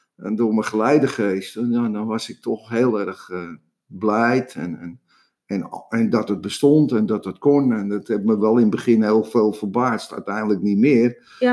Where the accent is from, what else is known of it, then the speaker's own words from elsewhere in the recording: Amsterdam, North Holland, Netherlands; ik kom uit Amsterdam, uit de Jordaan. Ik ben een, straatjochie.